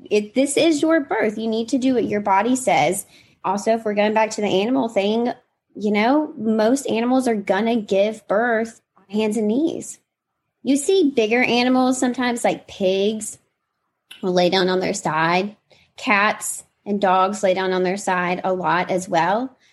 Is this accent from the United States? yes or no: yes; Mississippi, United States; I grew up in Mississippi, so I grew up on a farm